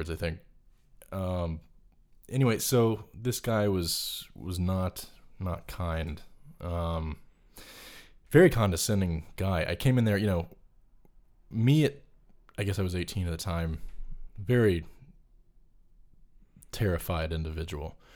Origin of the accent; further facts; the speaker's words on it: North Carolina, United States; I'm from North Carolina.